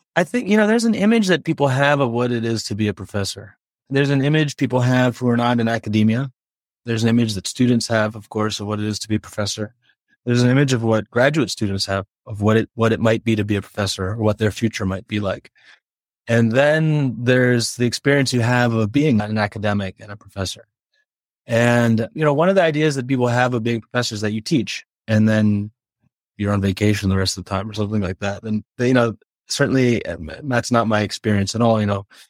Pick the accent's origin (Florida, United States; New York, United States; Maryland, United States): Maryland, United States; Gaithersburg; moved away as an adult; now in Chicago, United States; I grew up in Gaithersburg, Maryland, which is a suburb of Washington, D C